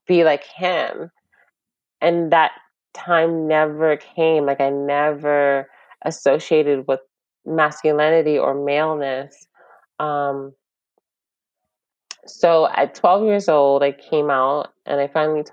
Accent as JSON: {"language": "English", "region": "New York", "country": "United States", "said": "we just started school in New York"}